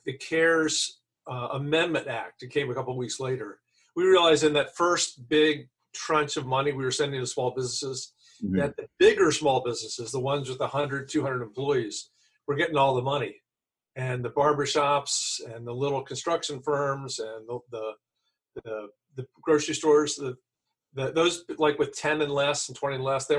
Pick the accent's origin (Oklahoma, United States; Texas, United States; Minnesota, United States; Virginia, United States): Virginia, United States; I'm from Virginia